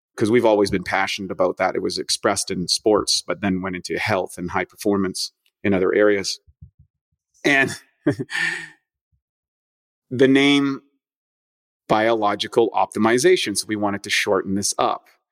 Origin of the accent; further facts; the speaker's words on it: Canada; now in United States; I'm from Canada originally